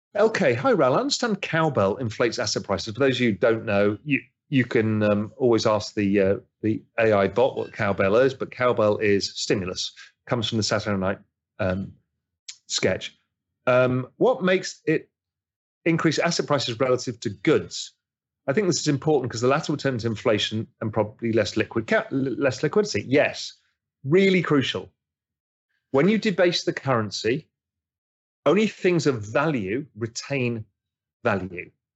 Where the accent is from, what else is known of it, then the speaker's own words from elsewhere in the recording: England, United Kingdom; I'm English